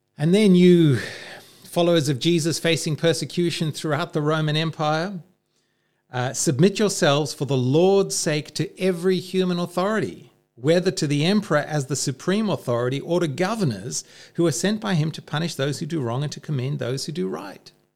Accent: Zimbabwe; moved away as an adult; also born or lived in South Africa; now in Australia; growing up in the Civil War in Rhodesia and then in apartheid South Africa

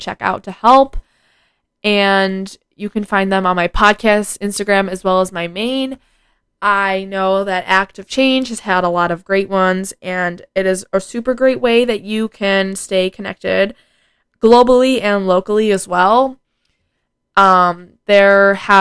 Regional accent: United States; it's kind of embarrassing being an American right now

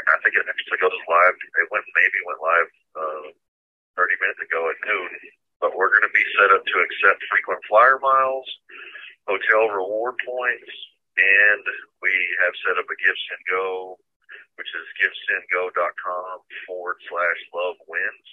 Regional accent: Houston, Texas, United States; moved away as an adult; now in Washington, D.C., United States; I'm from Houston, Texas

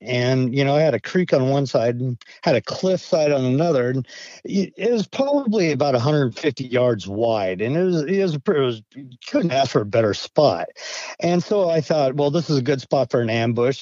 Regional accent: Idaho, United States; also born or lived in Montana; now in Maine, United States; I I grew up in Idaho, and you know I spent my summers in in a town of Cascade and a town of Stanley, Idaho

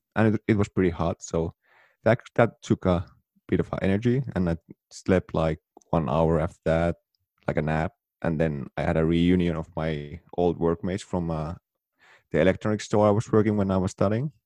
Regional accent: Oulu, North Ostrobothnia, Finland; moved away; Here in my hometown, Oulu, northern Finland

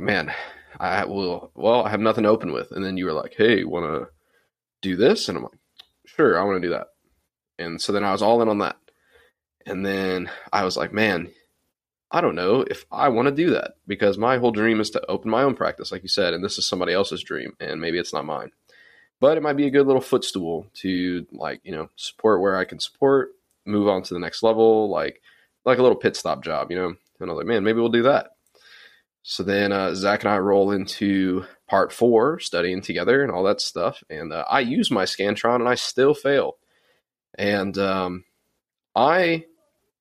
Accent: Louisiana, United States; moved away as an adult; I didn't want to move back to my hometown

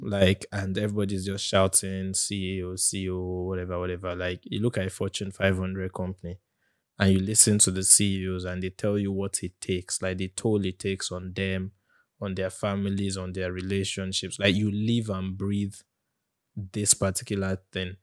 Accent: Nigeria; as a Nigerian

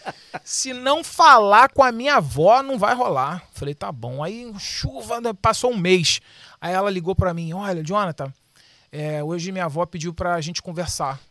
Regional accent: Brazil; eu sou brasileiro

